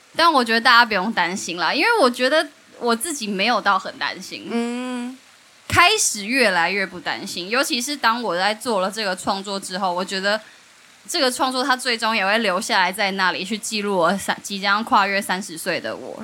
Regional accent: Taiwan; moved away; 我跟曼波都是来自于东市这个山城

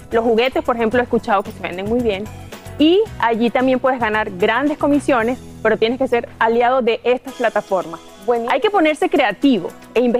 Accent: Honduras; Mira, lloro de la emoción porque me, me siento orgullosa de, de Honduras, de mi ciudad, de mi barrio

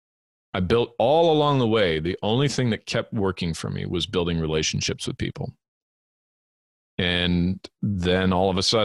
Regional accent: Southern California, United States; moved away as an adult; also born or lived in Edmonton, Alberta, Canada / England; I was born in Edmonton, Alberta, in Canada, grew up there for the first 8 years of my life. And then we emigrated to Southern California, where I lived the following 13

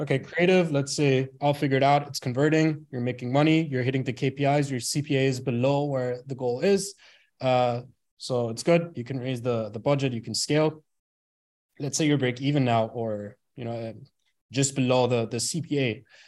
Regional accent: Bremen, Germany; moved away; born and raised in Germany, uh, in a small, not really a small city, but in a city called Bremen.

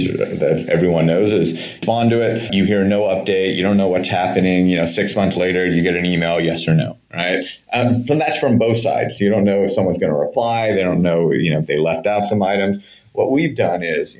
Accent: Bay Area, California, United States; growing up on the West Coast and in the Bay Area

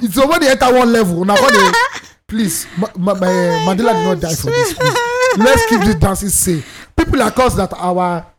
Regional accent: Nigeria; I'm Nigerian.

